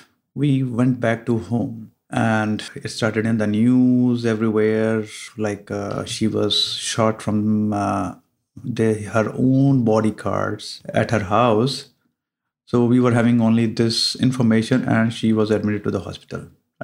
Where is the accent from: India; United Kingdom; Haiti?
India; moved away; Hi, I'm from India, and my wife, she's from Italy, and I have two children, and I'm 49 years old now